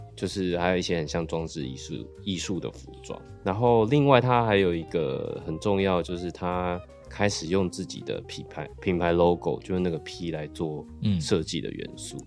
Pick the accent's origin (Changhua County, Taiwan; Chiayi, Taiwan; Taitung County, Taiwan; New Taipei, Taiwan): New Taipei, Taiwan; Sanxia; 因为我是八，一九八零年代出生的。那个时候就是其实，因为我小时候是住在比较乡下，我住，小时候住在三峡